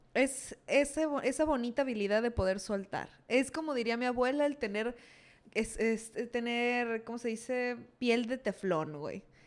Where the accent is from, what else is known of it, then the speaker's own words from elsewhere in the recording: Mexico; nos pasa mucho como mexicanos